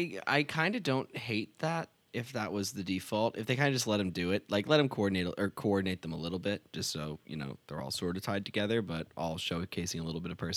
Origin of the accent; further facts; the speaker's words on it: Northeast, United States; I grew up in the Northeast.